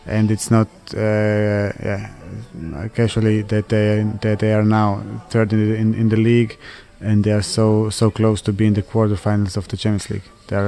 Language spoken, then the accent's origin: English; Croatia; English is a second language; also born or lived in Switzerland; A big part of me, when I speak with some people, I say I'm from Croatia, but also from Switzerland.